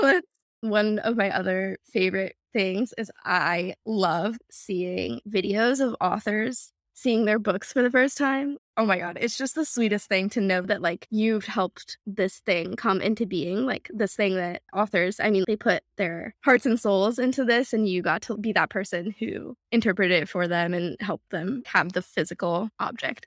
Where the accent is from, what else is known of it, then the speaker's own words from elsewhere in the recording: Houston, Texas, United States; moved away as an adult; now in New York, United States; we grew up in Texas, Texas public school system